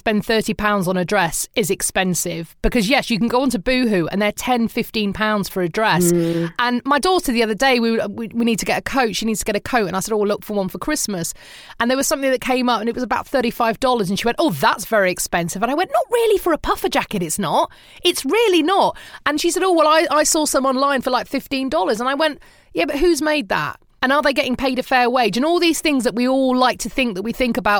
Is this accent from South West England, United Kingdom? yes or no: no; East Midlands, United Kingdom; now in United States; Mum and I would drive to Leicester or Peterborough, which was the nearest town to where I grew up in the Midlands